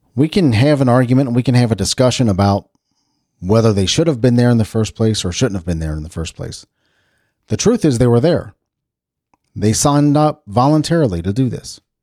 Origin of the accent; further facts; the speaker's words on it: United States; as an American